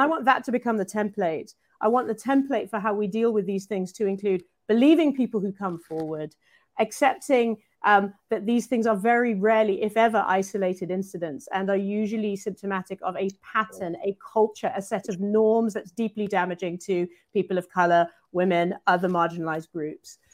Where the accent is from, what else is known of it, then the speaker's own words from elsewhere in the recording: United Kingdom; I'm British